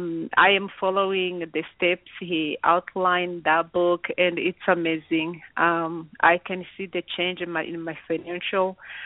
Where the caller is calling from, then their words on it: El Paso, Texas, United States; I'm calling actually from El Paso, Texas.